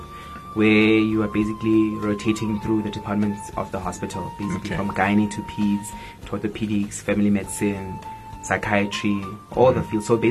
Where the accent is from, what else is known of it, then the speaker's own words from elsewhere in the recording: Soweto, Gauteng, South Africa; I grew up in Soweto